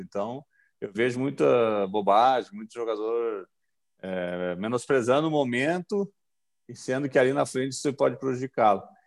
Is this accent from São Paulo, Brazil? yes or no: no; Gravataí, Rio Grande do Sul, Brazil; eu sou de Gravataí e nós tínhamos nossos, o nosso time do bairro ali